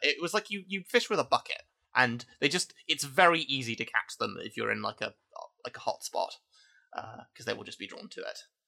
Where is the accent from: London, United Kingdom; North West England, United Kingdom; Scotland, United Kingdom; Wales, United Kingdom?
London, United Kingdom; I, I, I grew up as a Londoner